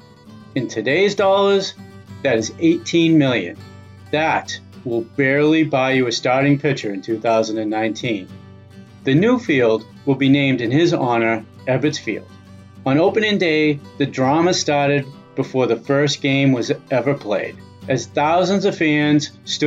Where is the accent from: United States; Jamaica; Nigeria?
United States; Cambridge, Massachusetts; I'm from Cambridge, Mass., and I grew up following the Red Sox